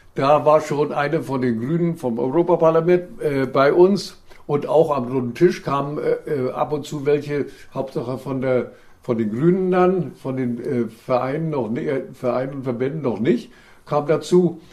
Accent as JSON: {"language": "German", "region": "East Germany", "country": "Germany", "also_born_or_lived": "Mecklenburg-Vorpommern", "said": "bei uns in der DDR"}